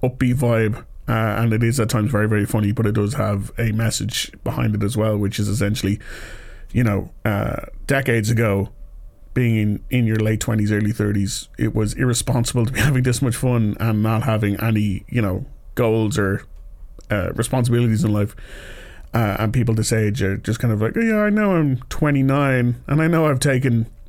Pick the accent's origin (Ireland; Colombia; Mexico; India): Ireland; Dublin, Leinster; I am from here